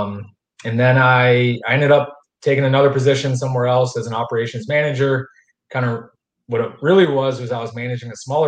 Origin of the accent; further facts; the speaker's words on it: Pennsylvania, United States; moved away as an adult; now in Jacksonville, United States; I'm not from Northeast Florida. I'm from Pennsylvania.